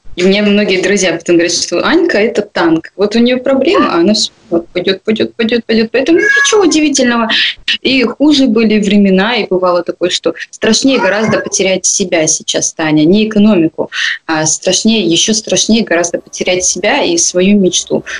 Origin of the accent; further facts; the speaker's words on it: Komsomolsk-on-Amur, Khabarovsk Krai, Russia; А мы вообще из Комсомольска